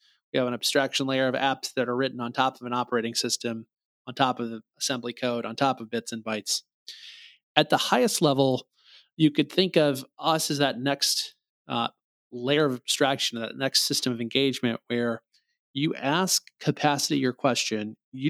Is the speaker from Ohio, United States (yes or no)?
no; Missouri, United States; So you pull up a license plate in my home state, Missouri is the show me state.